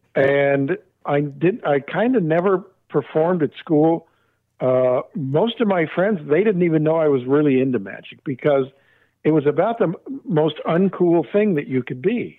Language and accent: English; Arcadia, California, United States; I grew up in Arcadia, about oh 25 miles from there